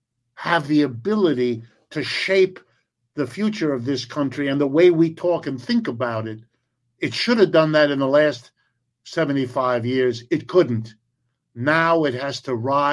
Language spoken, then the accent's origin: English; Youngstown, Ohio, United States; I was born in Youngstown, Ohio.